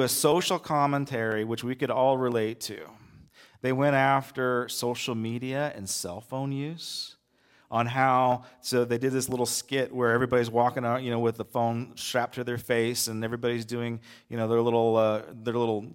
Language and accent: English; United States; I'm an American